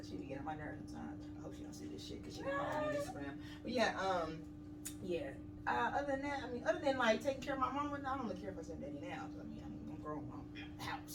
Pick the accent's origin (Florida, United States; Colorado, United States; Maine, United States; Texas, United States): Texas, United States; Dallas; moved away as an adult; I am originally from Dallas, Texas